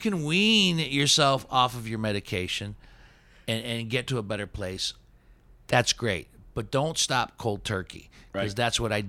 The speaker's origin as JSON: {"language": "English", "town": "Steubenville", "region": "Ohio", "country": "United States", "tie": "born or raised there", "said": "We grew up in Steubenville together"}